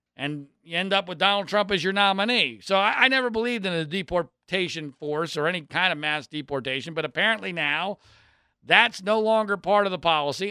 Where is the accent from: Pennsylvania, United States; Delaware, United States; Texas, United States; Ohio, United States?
Pennsylvania, United States; Philadelphia; I grew up in Philadelphia.